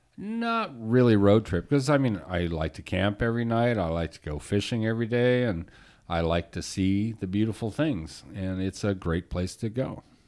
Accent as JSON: {"language": "English", "town": "Phoenix", "region": "Arizona", "country": "United States", "tie": "born or raised there", "also_born_or_lived": "Detroit, Michigan", "moved": "yes", "lives_now": "California, United States", "said": "when I was ten, we moved to Phoenix"}